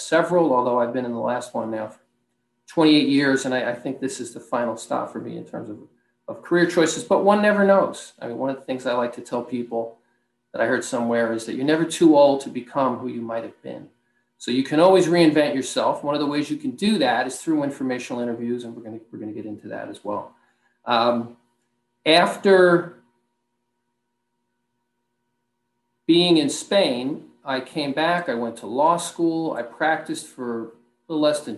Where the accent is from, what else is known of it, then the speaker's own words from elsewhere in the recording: Rockland County, New York, United States; I'm originally from Rockland County, New York, maybe 30, 40 minutes north of the city